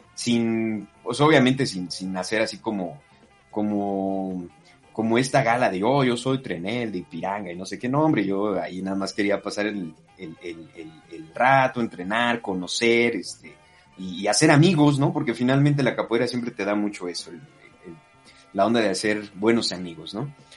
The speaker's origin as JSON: {"language": "Spanish", "country": "Mexico", "moved": "yes", "said": "los latinoamericanos, los mexicanos en concreto y mexicanas"}